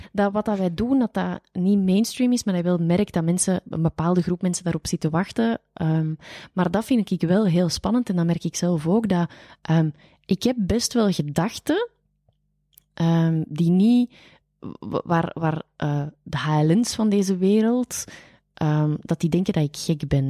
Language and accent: Dutch; Flanders, Belgium; daar zijn wij Vlamingen heel bescheiden